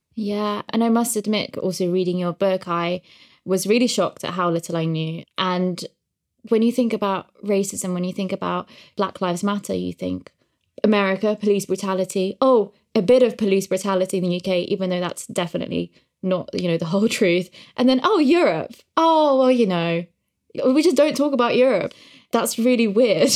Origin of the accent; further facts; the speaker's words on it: Uzbekistan; moved away; I grew up in Uzbekistan